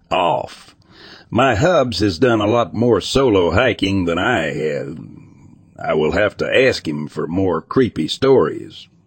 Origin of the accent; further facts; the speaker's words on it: East Coast, United States; I'm from the East Coast, so I don't know if that's a thing out west in places with large feral dog populations.